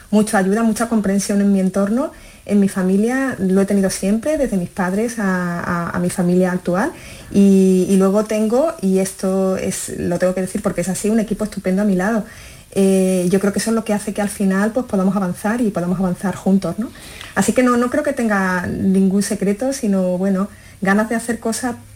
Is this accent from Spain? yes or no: yes; Galicia, Spain; born there; nací en Galicia, mis padres son, son gallegos y, bueno, por, su dedicación laboral era magistrado, pues la verdad es que vivimos en, muchas ciudades de España